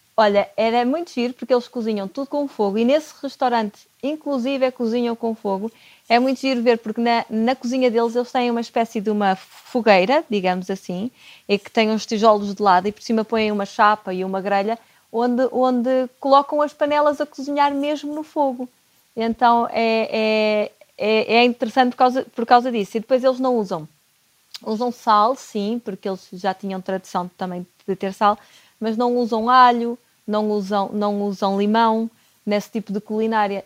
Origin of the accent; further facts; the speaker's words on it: Porto, Norte, Portugal; eu sou do Porto